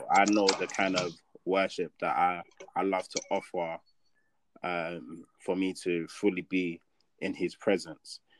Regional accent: Nigeria; I can only speak on the Nigerian church because I'm Nigerian and that's what I've experienced

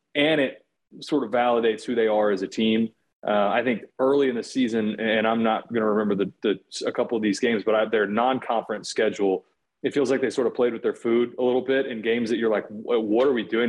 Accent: Austin, Texas, United States; I'm from Austin, Texas. I live in Austin

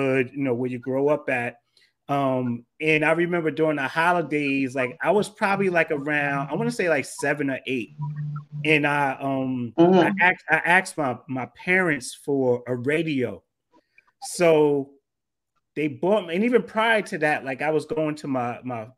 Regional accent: Jersey City, New Jersey, United States; I grew up in Jersey City, New Jersey

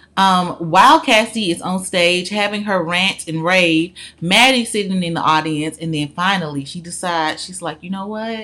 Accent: Birmingham, Alabama, United States; I'm from Birmingham, Alabama

